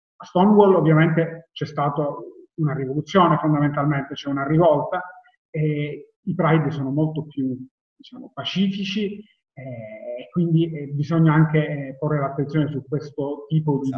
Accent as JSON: {"language": "Italian", "town": "Palermo", "region": "Sicily", "country": "Italy", "said": "io ed Alessandro siamo di Palermo"}